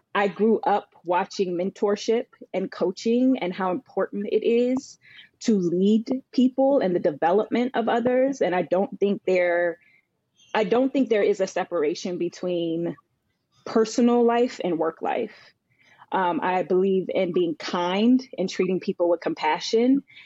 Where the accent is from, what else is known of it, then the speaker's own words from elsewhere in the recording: Northern Virginia, United States; moved away as an adult; also born or lived in Charlotte, North Carolina / New York; now in New Jersey, United States; I grew up in Virginia, Northern Virginia, um, I now am based out of New Jersey